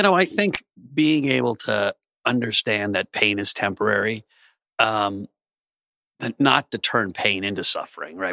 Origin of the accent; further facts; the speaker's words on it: Alexandria, Virginia, United States; I grew up in Alexandria, outside of, uh, D C